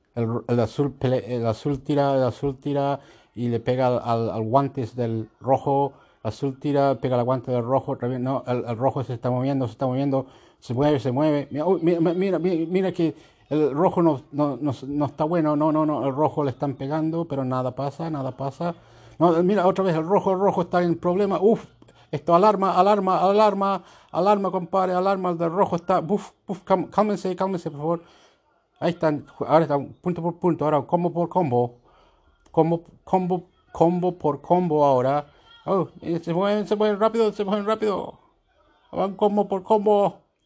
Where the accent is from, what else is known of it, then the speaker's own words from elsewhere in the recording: Chiloé, Los Lagos, Chile; now in Australia; yo vivo yo nací en Chiloé